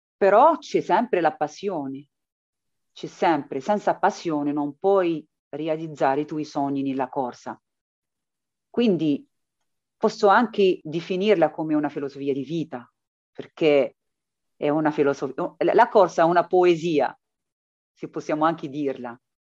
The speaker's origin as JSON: {"language": "Italian", "country": "Morocco", "moved": "yes", "lives_now": "Matera, Italy", "said": "io vengo dall'Africa, dal Marocco, per trovare qualcosa di meglio"}